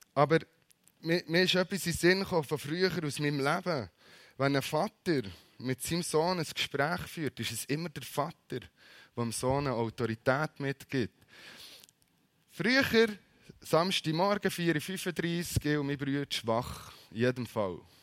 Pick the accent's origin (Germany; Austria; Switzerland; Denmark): Switzerland; Bern; als Berner